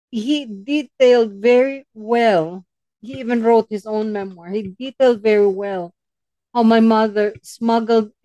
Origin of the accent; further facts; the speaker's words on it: Philippines; moved away; our home where I grew up in the Philippines